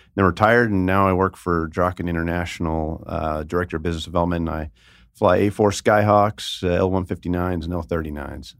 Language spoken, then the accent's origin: English; Northern California Bay Area, United States; now in Las Vegas, United States; I'm from the Northern California Bay Area